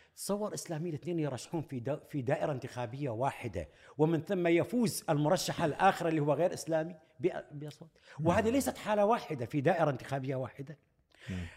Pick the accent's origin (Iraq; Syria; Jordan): Iraq; كعراقيين وكعرب سنة